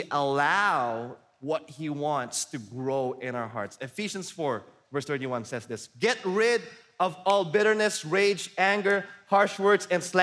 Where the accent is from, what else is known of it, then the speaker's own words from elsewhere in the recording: Philippines; I'm Filipino and I'm raised up in a culture where we are all passive aggressive